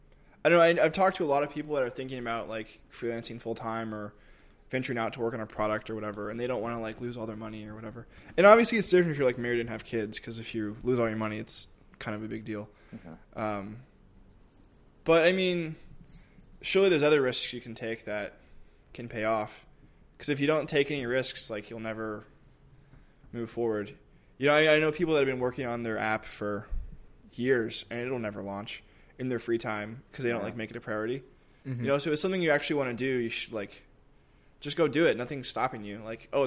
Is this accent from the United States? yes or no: yes; Kentucky, United States; I grew up doing that in Kentucky.